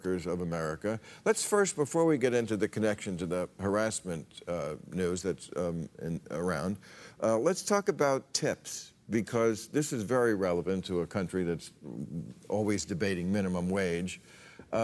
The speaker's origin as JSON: {"language": "English", "region": "New Jersey", "country": "United States", "tie": "born or raised there", "said": "my home state in New Jersey"}